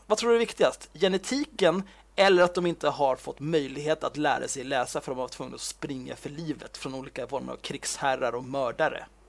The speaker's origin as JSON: {"language": "Swedish", "country": "Sweden", "tie": "born or raised there", "said": "jag är född och uppvuxen i Sverige"}